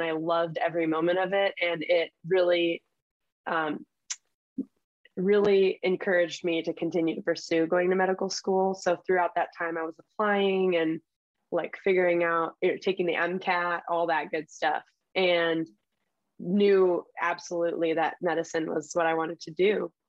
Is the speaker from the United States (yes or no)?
yes; Cleveland, Ohio, United States; also born or lived in Los Angeles, United States / Switzerland; But I was born in Los Angeles, California, and then moved to Switzerland, and then moved to Cleveland, Ohio.